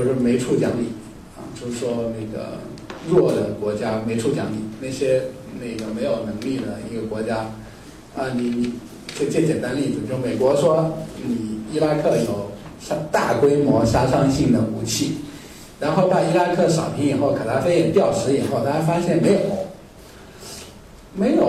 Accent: China; 就是说日本人比较恨我们中国人。

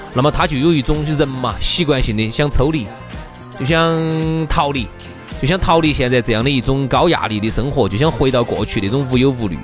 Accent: Sichuan, China; 我们四川人

